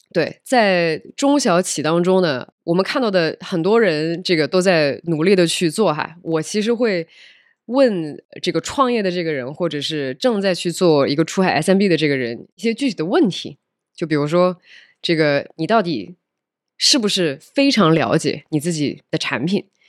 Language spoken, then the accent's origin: Chinese; southern China, China; moved away as an adult; also born or lived in United States / Europe / Nepal / Beijing; 我出生在北方，然后长大在中国的南方，然后之后其实在全世界的不同地方都混迹过一段时间。比如说这是在美国上的学，然后后来去欧洲工作过一段时间，然后后来又辗转去了尼泊尔工作了一段时间，然后后来在二零一六年的时候就回到了国内。其实本来就我是深圳人，唉，这个唉，就是 long story，但是我确实是深圳户口，所以我本来想回深圳工作